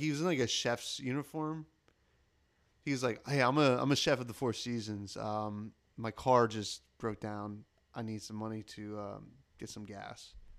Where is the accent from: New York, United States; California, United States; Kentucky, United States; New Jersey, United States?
New Jersey, United States; no, I'm from South Jersey.